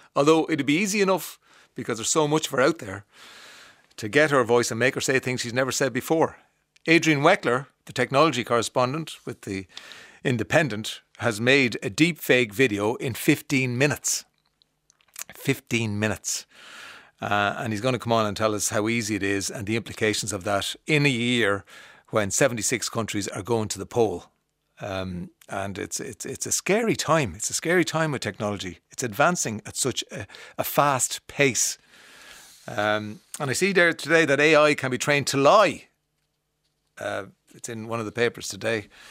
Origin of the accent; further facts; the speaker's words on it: Kildare, Leinster, Ireland; I am from the Midlands, a Midlands town, Kildare, not generic, it's Kildare.